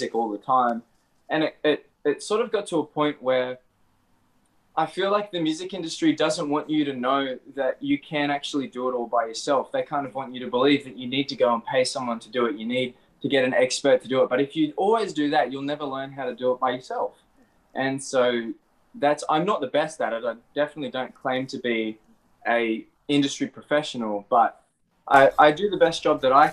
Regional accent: Australia; I'm from Australia

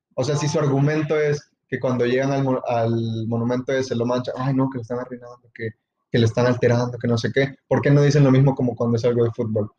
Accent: El Salvador; el entorno que yo crecí, o sea, en El Salvador

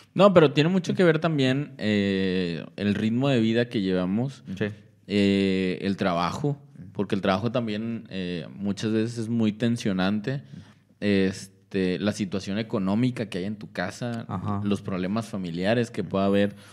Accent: Coahuila, Mexico; now in Monterrey, Mexico; yo soy de Coahuila

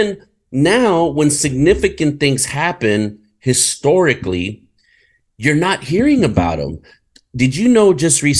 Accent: United States; I'm an American, you know, but my culture is Hispanic

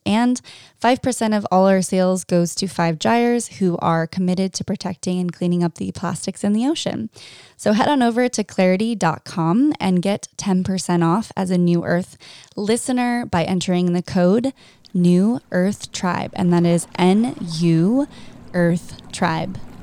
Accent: Orange County, California, United States; I grew up in Orange County in California.

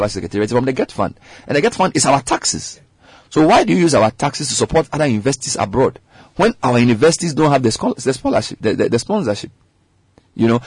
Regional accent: Medina, Greater Accra, Ghana; I was born in Medina

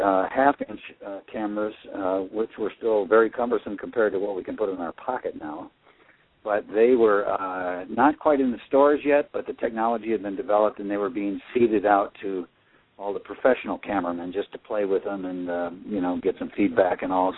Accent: Midwest, United States; I grew up in the Midwest

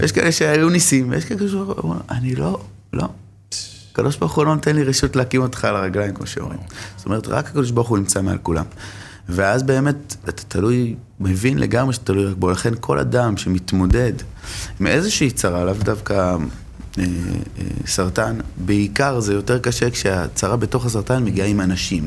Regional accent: Jerusalem, Jerusalem District, Israel; גדלתי בשכונת גבעת שאול

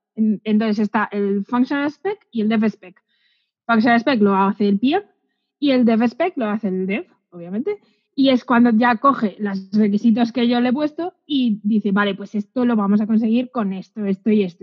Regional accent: a village in Segovia, Castile and León, Spain; moved away; yo vengo de un pueblo de Segovia que no tenía nadie informático en mi alrededor

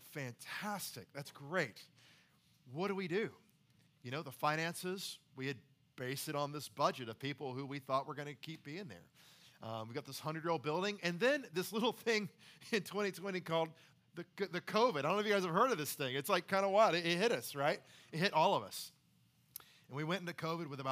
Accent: the Carolinas, United States; moved away as an adult; now in Nashville, United States; I'm from the Carolinas altogether.

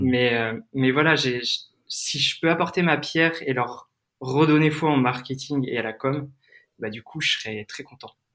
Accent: Crozon, Brittany, France; moved away; also born or lived in Lyon; je suis de Bretagne et comme tu l'as peut-être dit, je suis de la région de Crozon

